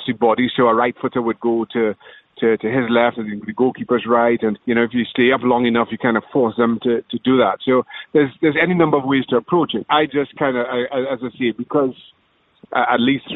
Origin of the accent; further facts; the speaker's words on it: Trinidad & Tobago; moved away; Growing up in Trinidad and Tobago